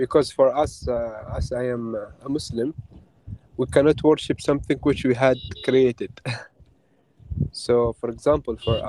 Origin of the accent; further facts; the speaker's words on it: Oman; I am from Oman